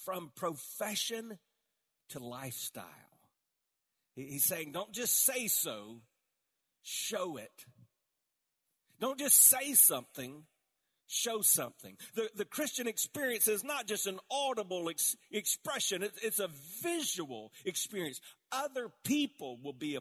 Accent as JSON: {"language": "English", "region": "the South", "country": "United States", "tie": "born or raised there", "said": "I was born in the South"}